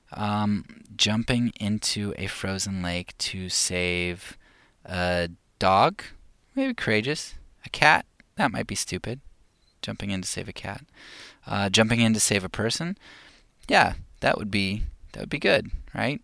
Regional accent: United States; As, as an American

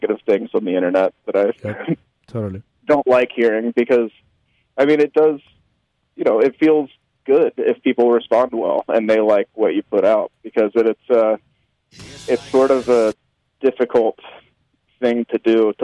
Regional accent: Memphis, Tennessee, United States; I grew up in Memphis

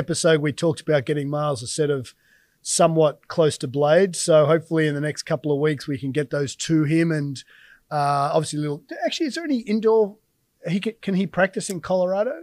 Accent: Australia; as an Aussie

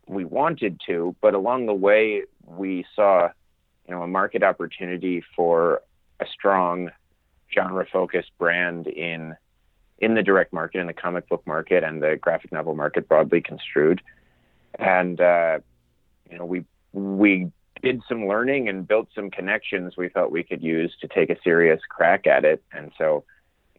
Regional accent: Fauquier County, Virginia, United States; also born or lived in Annapolis, Maryland; when I was nine, we moved to the northern part of Virginia, but by no means northern Virginia, so not the DC metro sprawl. We were out at the edge of cattle country in Fauquier County

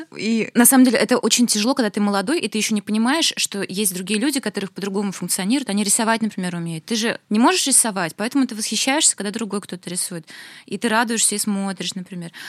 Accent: Naberezhnye Chelny, Tatarstan, Russia; now in Kazan, Russia; я выросла в набережных Челнах, где ничего не было

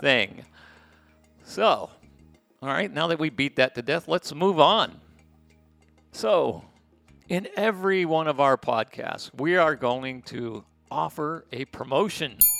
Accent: United States; moved away as an adult; now in Playa del Carmen, Mexico; I'm American

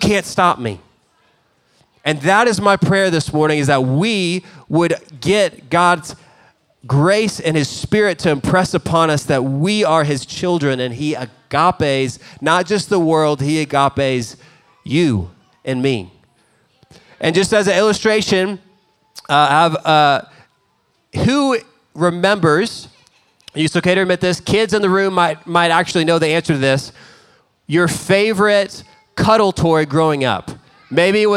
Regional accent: Dallas, Texas, United States; We grew up in Dallas

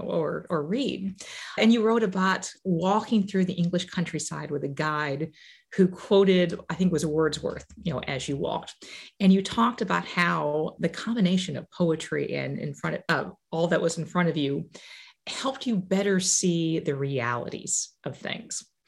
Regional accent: Illinois, United States; growing up in Illinois

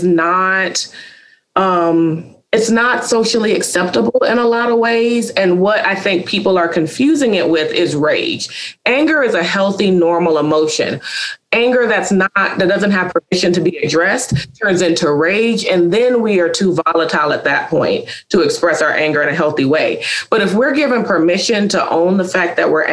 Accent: Charlotte, North Carolina, United States; a private practice in Charlotte, North Carolina, which is also my hometown

